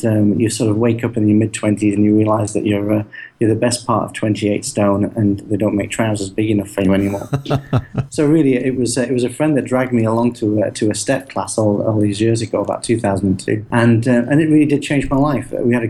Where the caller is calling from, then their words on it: Shanghai, China; I'm in very, very hot and sticky Shanghai over in China.